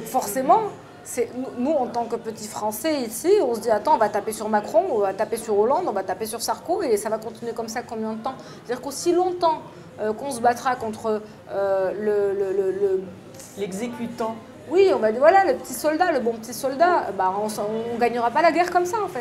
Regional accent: France; je suis une française

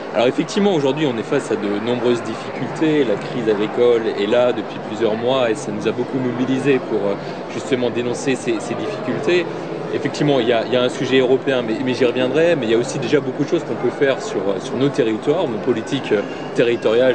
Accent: Alsace, Grand Est, France; je viens d'Alsace

